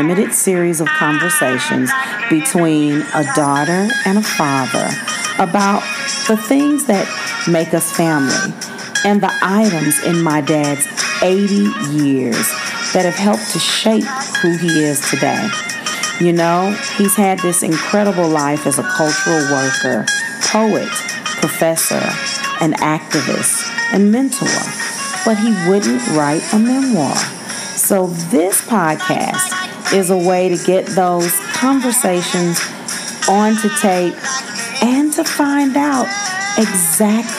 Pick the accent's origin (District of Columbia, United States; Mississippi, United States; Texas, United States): Mississippi, United States; Meridian; my hometown of Meridian, Mississippi